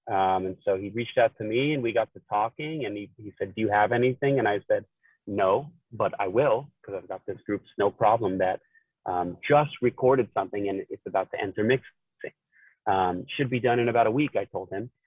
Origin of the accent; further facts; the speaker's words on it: Los Angeles, California, United States; I am a guitar player and tenor vocalist from Los Angeles, California